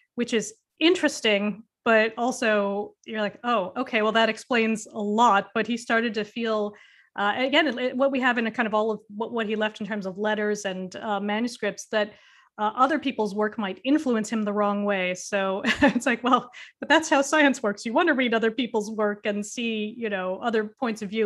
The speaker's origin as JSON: {"language": "English", "country": "United States", "moved": "as an adult", "lives_now": "United Kingdom", "said": "as an American"}